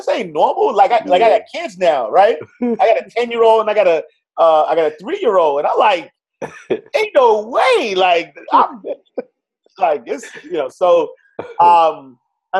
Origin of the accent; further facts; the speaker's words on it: New York City, New York, United States; I'm a kid from New York City, Harlem. Grew up in the St. Nicholas houses